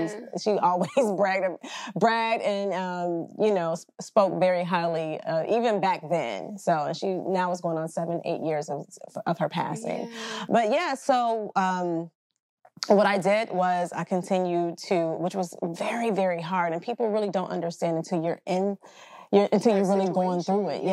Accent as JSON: {"language": "English", "region": "Central Texas", "country": "United States", "moved": "as an adult", "lives_now": "Georgia, United States", "said": "I'm from Central Texas, and I just wanted more for my life. And my mother and I, we just picked up and we relocated"}